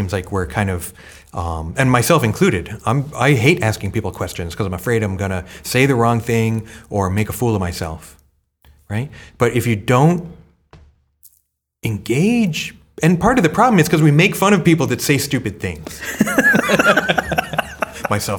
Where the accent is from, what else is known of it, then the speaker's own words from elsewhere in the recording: United States; also born or lived in Japan; I was born in Japan, but moved to America when I was one